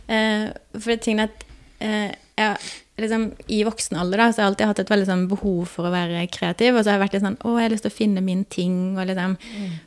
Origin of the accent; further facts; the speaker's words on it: Grimstad, Agder, Norway; moved away as an adult; now in Oslo, Norway; kommer jeg fra Grimstad på Sørlandet